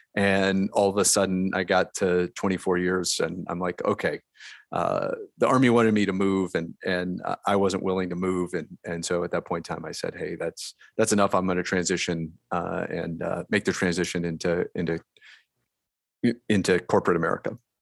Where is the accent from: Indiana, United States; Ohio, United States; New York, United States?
Ohio, United States; Delaware; I grew up in Delaware, Ohio, which is in the middle of of the state of Ohio